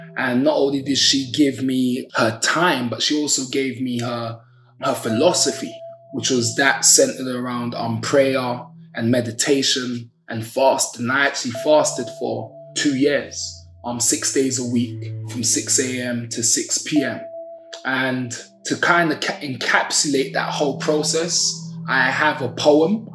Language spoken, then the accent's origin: English; London, United Kingdom; I'm from Brixton, South London. Brixton, born and raised